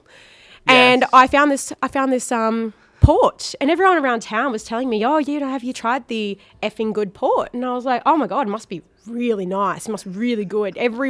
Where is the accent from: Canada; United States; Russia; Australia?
Australia; Brisbane, Queensland; moved away; I'm from North Brizzy. It's a bit different.